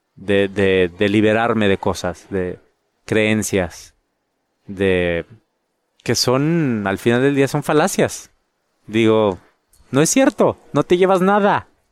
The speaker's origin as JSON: {"language": "Spanish", "town": "San Pedro Garza García", "region": "Nuevo León", "country": "Mexico", "also_born_or_lived": "London", "moved": "as an adult", "lives_now": "United States", "said": "En Monterrey, en mi casa. Bueno, en San Pedro, de donde soy."}